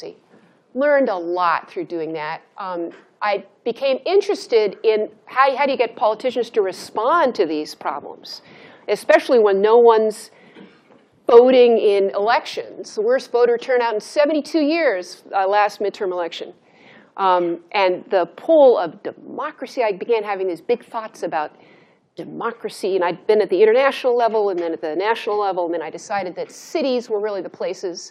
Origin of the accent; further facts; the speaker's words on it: Santa Monica, California, United States; moved away as an adult; also born or lived in Washington; I'm from Santa Monica, California